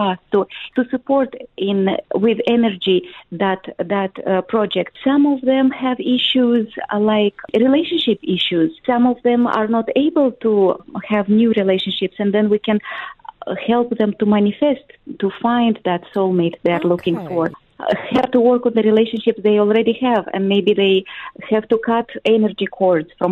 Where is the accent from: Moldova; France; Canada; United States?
Moldova; I come from Moldova. It's a small country in Eastern Europe.